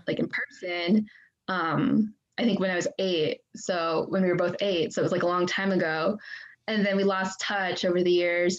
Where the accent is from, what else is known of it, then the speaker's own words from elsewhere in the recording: Gladstone, United States; also born or lived in Xinyu, Jiangxi, China; I grew up in Gladstone like my whole life